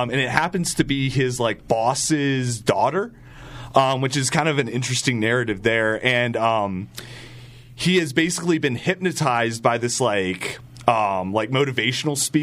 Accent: Charlotte, North Carolina, United States; My hometown.

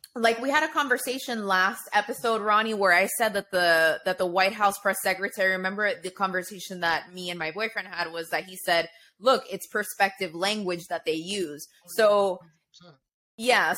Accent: Florida, United States; I grew up in Florida

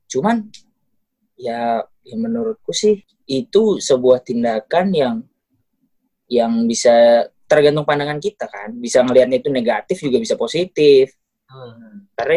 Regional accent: Sumatra, Indonesia; jadi uh, penjelasan aja kalau aku nih orang Sumatera yang tipikalnya pertama keras

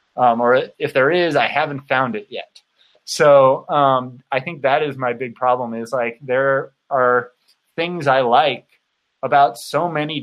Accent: California, United States; moved away as an adult; now in Utah, United States; Because I'm from the United States. I grew up in Southern California. When I was 22 or something like that, I moved to Utah on my own

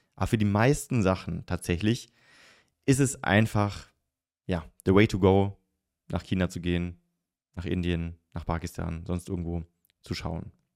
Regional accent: the South, Southern Germany, Germany; Ich komme aus dem Süden

